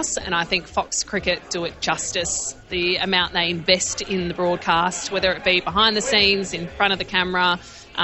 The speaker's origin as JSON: {"language": "English", "town": "Perth", "region": "Western Australia", "country": "Australia", "tie": "born or raised there", "moved": "yes", "said": "my hometown of Perth"}